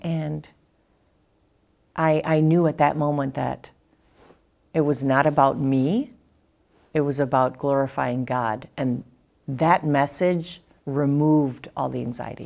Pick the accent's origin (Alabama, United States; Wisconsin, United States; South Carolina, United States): Wisconsin, United States; Kenosha; I was born in Kenosha, Wisconsin.